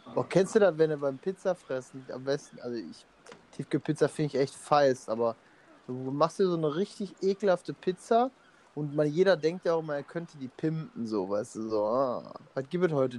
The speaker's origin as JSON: {"language": "German", "town": "Emmerich am Rhein", "region": "North Rhine-Westphalia", "country": "Germany", "said": "wir kommen aus Emmerich am Rhein"}